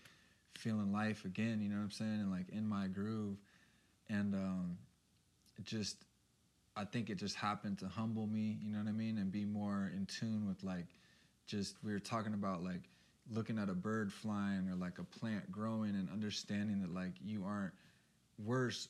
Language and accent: English; Santa Barbara, California, United States; I grew up surfing. I'm from Santa Barbara, and so we'd surf, skate, everything